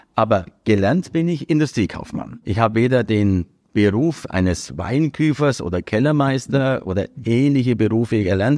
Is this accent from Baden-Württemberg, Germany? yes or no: no; Dasing, Bavaria, Germany; also born or lived in Augsburg; ich bin in Augsburg geboren und bin dann, nachdem die Firma ja von meinem Vater in Augsburg gegründet wurde, dann aber schon als kleines Kind nach Asien gezogen und habe im Grunde genommen äh, meine ganze Kindheit hier in Dasing verbracht.